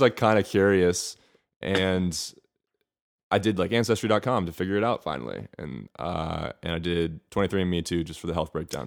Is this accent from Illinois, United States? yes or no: no; Bethesda, Maryland, United States; moved away as an adult; also born or lived in Atlanta, Georgia / Miami / Spain; now in Los Angeles, United States; raised outside of Washington, D C, in a town called Bethesda, Maryland